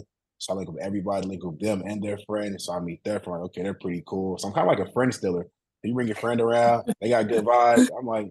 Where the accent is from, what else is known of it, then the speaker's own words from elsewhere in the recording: Greensboro, North Carolina, United States; now in Washington, D.C., United States; Oh yeah, I'm from Greensboro.